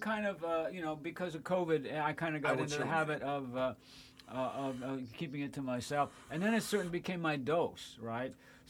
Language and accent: English; New Jersey, United States; moved away as an adult; also born or lived in Wisconsin / San Francisco; Well, New Jersey's where I grew up